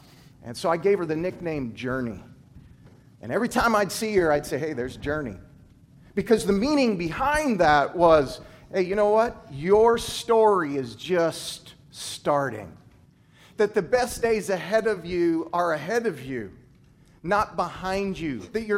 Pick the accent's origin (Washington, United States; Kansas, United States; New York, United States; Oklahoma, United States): Kansas, United States; also born or lived in Tuscaloosa, Alabama; now in Nebraska, United States; I came from Alabama. Now, I grew up in Kansas, but I've worked the past 10 years in Alabama. And the town I was in was Tuscaloosa, where the University of Alabama is.